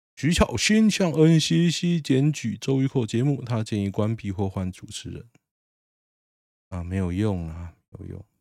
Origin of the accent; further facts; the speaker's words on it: Taoyuan, Taiwan; 我桃园人嘛